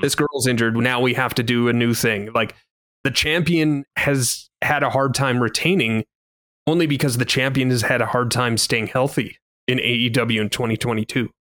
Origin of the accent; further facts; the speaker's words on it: Canada; as a Canadian